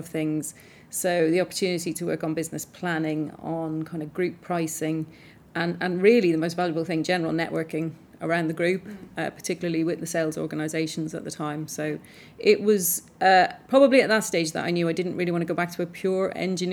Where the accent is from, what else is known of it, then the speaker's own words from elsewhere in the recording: Ireland; I grew up in Ireland and went to an all-girls convent school